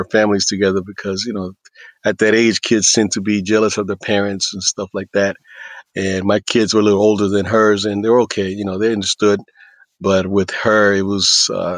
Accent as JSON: {"language": "English", "region": "East Coast", "country": "United States", "tie": "born or raised there", "also_born_or_lived": "Puerto Rico / Texas / Houston", "said": "I was born in Puerto Rico, mostly raised in the United States. I lived in the East Coast for a while. Moved to Texas"}